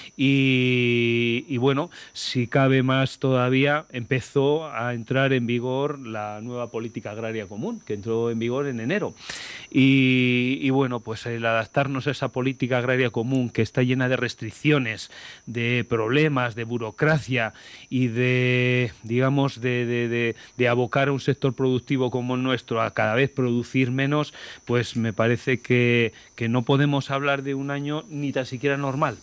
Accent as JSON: {"language": "Spanish", "region": "Castile and León", "country": "Spain", "tie": "born or raised there", "said": "yo, que soy una persona que nací en mi pueblo, que tengo mi trabajo allí, y que he sido alcalde 12 años"}